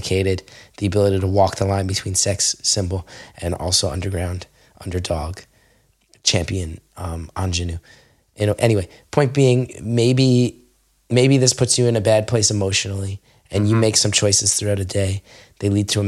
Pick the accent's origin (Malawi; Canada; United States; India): United States; Verona, New Jersey; now in Los Angeles, United States; I grew up around Verona kids.